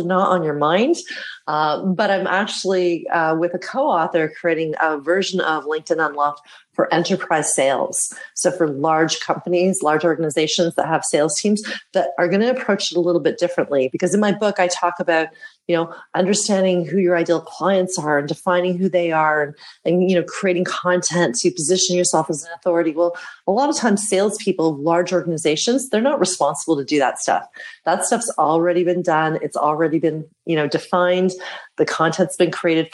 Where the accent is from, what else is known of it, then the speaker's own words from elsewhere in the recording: Canada; moved away as an adult; now in Amsterdam, Netherlands; I was born and raised in Canada